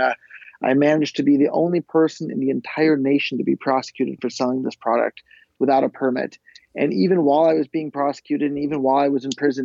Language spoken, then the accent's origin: English; Silicon Valley, California, United States; growing up in Silicon Valley